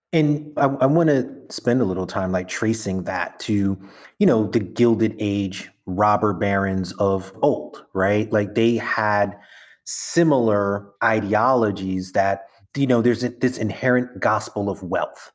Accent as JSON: {"language": "English", "town": "New York City", "region": "New York", "country": "United States", "tie": "born or raised there", "said": "I'm from Brooklyn through and through"}